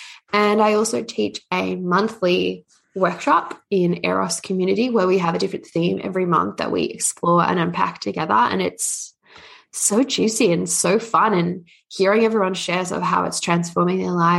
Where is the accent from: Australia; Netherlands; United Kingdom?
Australia; also born or lived in Canada; I'm Australian Canadian, so it's a bit of a hybrid one.